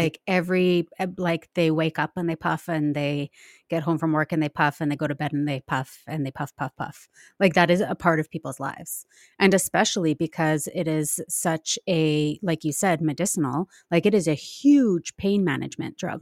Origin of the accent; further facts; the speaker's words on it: Nelson, British Columbia, Canada; I grew up in Nelson, B C